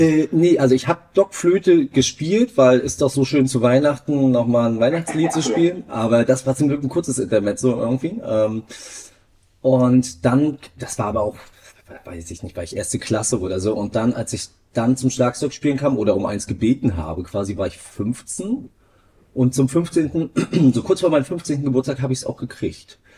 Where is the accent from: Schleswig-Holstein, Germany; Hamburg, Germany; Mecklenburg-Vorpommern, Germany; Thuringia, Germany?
Mecklenburg-Vorpommern, Germany; Greifswald; Ich bin in Greifswald aufgewachsen